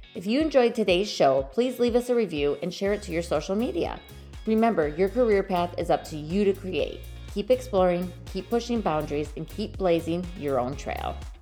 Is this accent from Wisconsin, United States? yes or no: yes; Wisconsin, United States; accent: Wisconsin; my Wisconsin accent